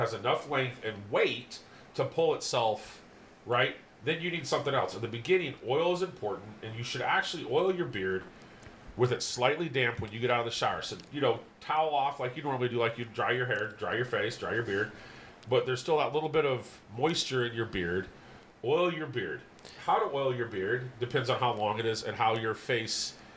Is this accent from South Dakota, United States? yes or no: yes; South Dakota, United States; moved away; I came from South Dakota, where it's really warm year-round